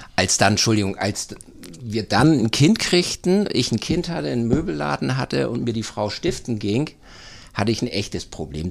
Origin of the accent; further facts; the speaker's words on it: Uetersen, Schleswig-Holstein, Germany; moved away as an adult; also born or lived in Seestermühe / Hamburg; now in St. Peter-Ording, Germany; Ich bin gebürtiger Uetersener, die Rosenstadt Uetersen in der Baumschulgegend